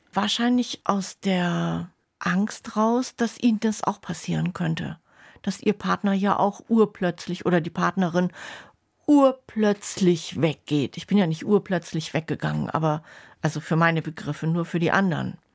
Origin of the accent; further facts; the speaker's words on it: Bremerhaven, Bremen, Germany; moved away; also born or lived in Schwäbisch Gmünd / Swabian village; Ich bin, wie gesagt, in Bremerhaven groß geworden